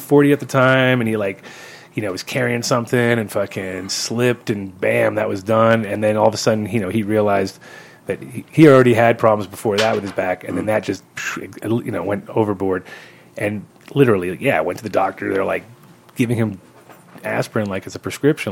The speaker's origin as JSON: {"language": "English", "region": "New York", "country": "United States", "also_born_or_lived": "Holland", "said": "I'm a New Yorker"}